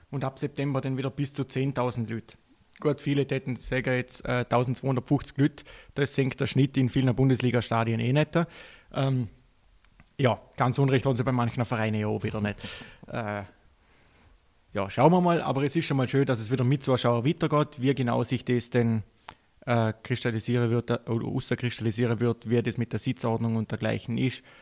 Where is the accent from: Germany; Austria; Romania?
Austria; Randsportart bei uns in Österreich auf alle Fälle, beziehungsweise generell in Europa.